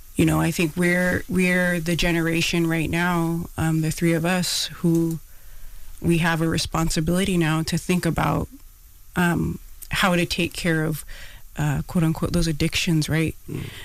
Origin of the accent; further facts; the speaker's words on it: Pacific Northwest, United States; moved away as an adult; also born or lived in Bronx, New York; now in New York, United States; Because I'm Hawaiian, I grew up in the Pacific Northwest, and I'm here on the East Coast